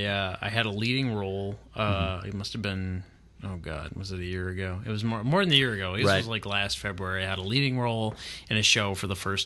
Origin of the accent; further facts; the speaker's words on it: North Hollywood, California, United States; also born or lived in Sherman Oaks / Granada Hills / Sylmar; Like I grew up in North Hollywood. Then I moved to Sherman Oaks, and then I moved to Granada Hills and Sylmar, and just